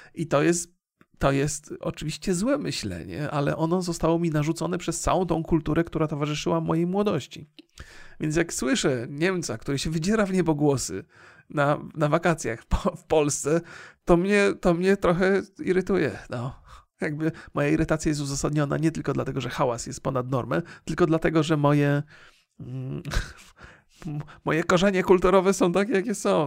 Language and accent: Polish; Poland; ja się wychowałem na filmach wojennych będąc młodym człowiekiem, zwłaszcza jeszcze w tym kraju, kiedy nie było filmów z Ameryki